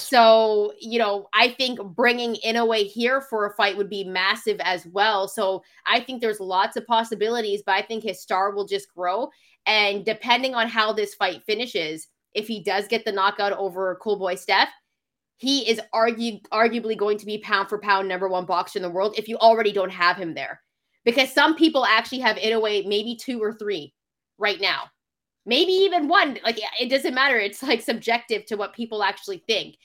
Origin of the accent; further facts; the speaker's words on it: Canada; I'm from Canada